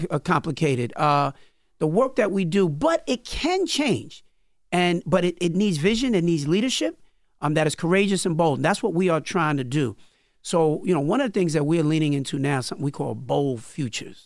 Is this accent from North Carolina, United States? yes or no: no; New York City, New York, United States; also born or lived in Cambria Heights, Queens; I was born in Brooklyn in Crown Heights, lived in, uh, Brooklyn till I was about twelve years old.